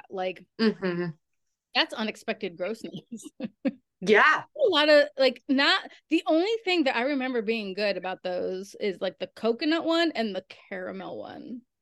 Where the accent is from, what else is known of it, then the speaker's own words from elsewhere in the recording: New York, United States; I'm from New York